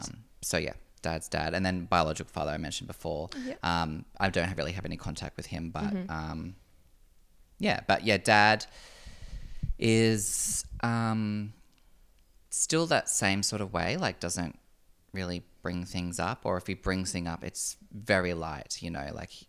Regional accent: Noosa, Queensland, Australia; Just growing up around the Noosa Shire, I mean, it's white bread.

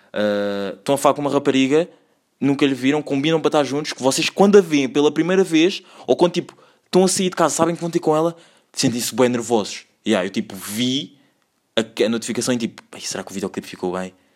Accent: Lisbon, Portugal; accent: Portuguese; also born or lived in Angola

